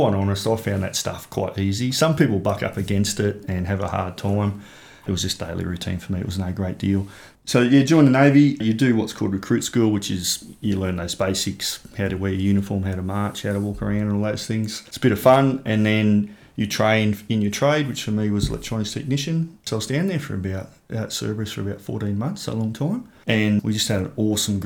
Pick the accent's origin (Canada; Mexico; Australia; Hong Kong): Australia; Junee, New South Wales; moved away as an adult; also born or lived in Wagga Wagga; I grew up in Junee, which is a small town in southwestern New South Wales.